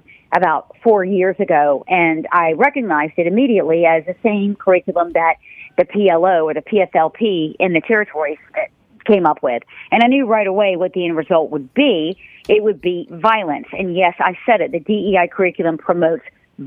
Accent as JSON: {"language": "English", "region": "North Carolina", "country": "United States", "tie": "born or raised there", "said": "I was born and raised in North Carolina"}